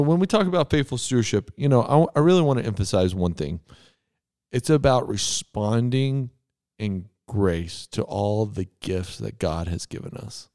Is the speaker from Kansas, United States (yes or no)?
no; Texas, United States; I grew up in Texas